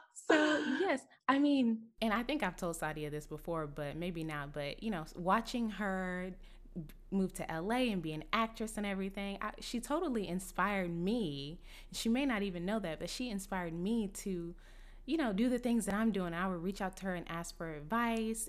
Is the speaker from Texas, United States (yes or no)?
yes; Dallas, Texas, United States; I'm from Dallas